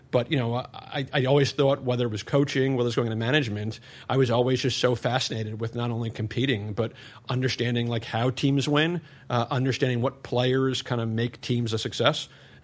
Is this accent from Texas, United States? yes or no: no; New York, United States; born or raised there; moved away as an adult; now in Nashville, United States